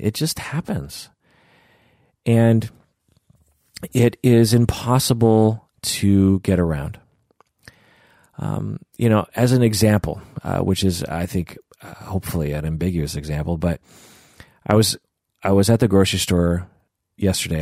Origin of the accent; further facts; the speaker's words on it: United States; just because my face looks Asian does not make me not American. You know, I am firmly American